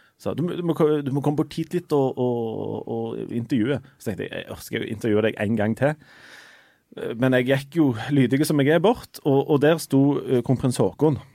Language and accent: Norwegian; Norway; jeg er fra Norge